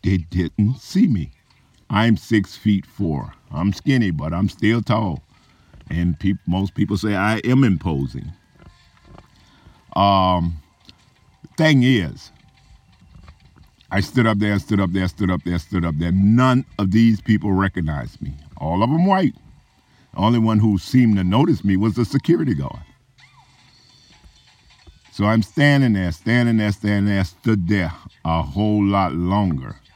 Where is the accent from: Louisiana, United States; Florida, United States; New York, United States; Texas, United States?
Louisiana, United States; New Orleans; also born or lived in Corvallis, Oregon; now in Yuma area, United States; I was born in New Orleans, and 6 months after my birth, my family moved to Desire Housing Project